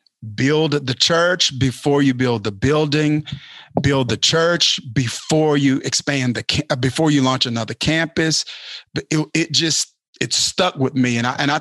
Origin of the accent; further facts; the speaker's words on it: Kilmichael, Mississippi, United States; Kilmichael, Mississippi.